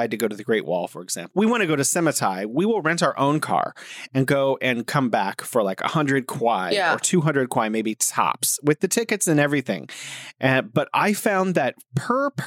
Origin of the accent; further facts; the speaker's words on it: United States; I'm from America.